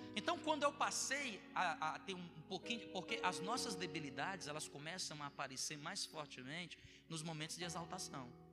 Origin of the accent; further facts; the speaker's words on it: Northeast Region, Brazil; also born or lived in Bom Jardim; eu sou nordestino